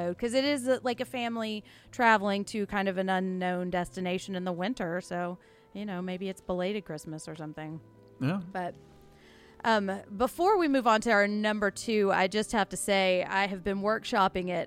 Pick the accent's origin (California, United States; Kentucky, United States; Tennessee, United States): Tennessee, United States; Nashville; growing up in Nashville